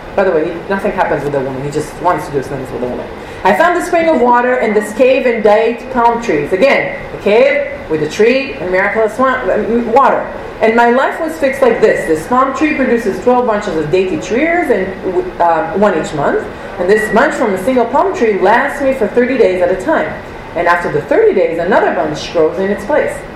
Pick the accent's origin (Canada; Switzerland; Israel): Israel; moved away; we come from Israel